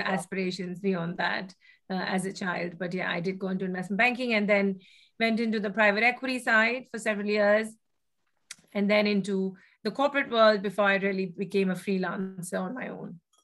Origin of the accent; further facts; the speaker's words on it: Kolkata, West Bengal, India; moved away as an adult; I grew up actually in Kolkata, uh, in in West Bengal, and uh, spent about the first 18 years of my life there.